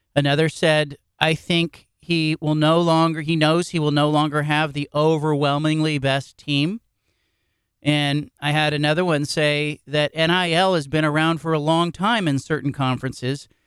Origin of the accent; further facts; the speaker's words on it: Bay Area, California, United States; also born or lived in Midwest; I grew up in the Bay Area